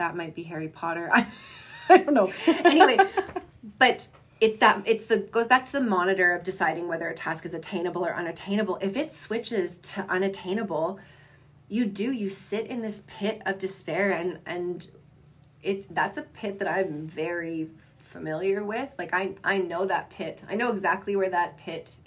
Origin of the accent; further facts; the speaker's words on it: Southern Alberta, Canada; growing up in Southern Alberta